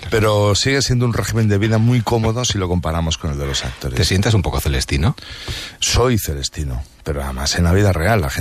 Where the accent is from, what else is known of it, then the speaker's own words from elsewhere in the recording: Barakaldo, Basque Country, Spain; yo soy de Baracaldo